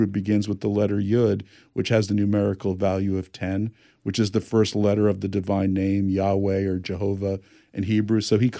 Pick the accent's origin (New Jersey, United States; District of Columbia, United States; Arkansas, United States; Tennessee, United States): New Jersey, United States; now in California, United States; I'm from New Jersey. Live in California.